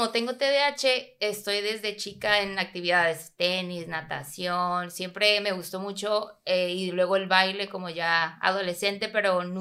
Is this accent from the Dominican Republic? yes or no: no; Tijuana, Baja California, Mexico; soy de Tijuana.